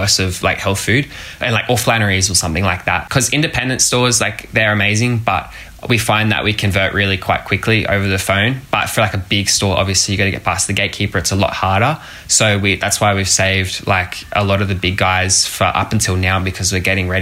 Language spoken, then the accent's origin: English; Gold Coast, Queensland, Australia; a 17-year-old entrepreneur from the Gold Coast